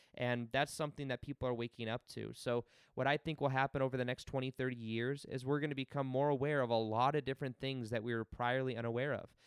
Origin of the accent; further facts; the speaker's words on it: Las Vegas, Nevada, United States; I'm from Las Vegas